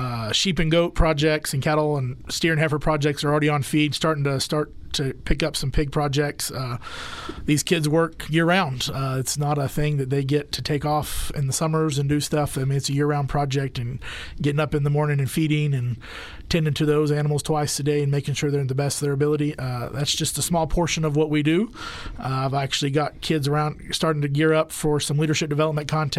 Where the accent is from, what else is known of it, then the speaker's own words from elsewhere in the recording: Dumas, Texas, United States; moved away as an adult; also born or lived in Lubbock, Texas; now in Dalhart, United States; Originally born and raised in Dumas